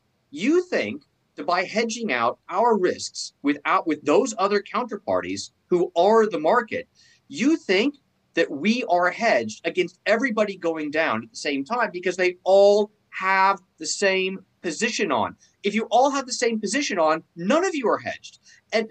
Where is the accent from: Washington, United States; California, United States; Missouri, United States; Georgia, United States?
California, United States; I'm from California